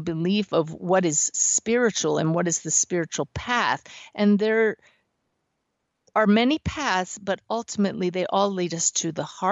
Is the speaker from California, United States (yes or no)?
no; Pennsylvania, United States; moved away; From Pennsylvania, my home state